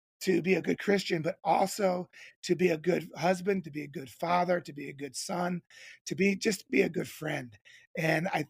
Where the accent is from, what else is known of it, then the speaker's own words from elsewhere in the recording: Cincinnati, Ohio, United States; I grew up in Cincinnati, Ohio